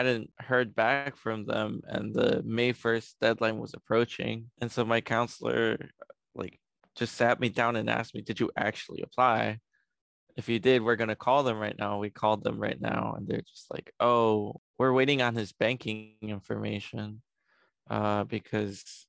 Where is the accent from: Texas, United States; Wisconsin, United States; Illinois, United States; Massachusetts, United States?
Illinois, United States; Chicago; also born or lived in Mexico City, Mexico; I was born in Mexico City, but I have lived in Chicago for most of my life